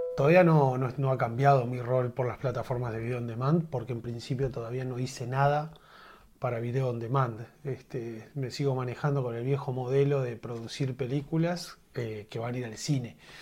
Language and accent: Spanish; Uruguay; En Uruguay estamos limitados